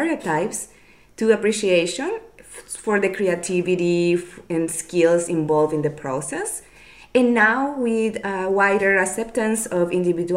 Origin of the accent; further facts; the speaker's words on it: Nicaragua; from Nicaragua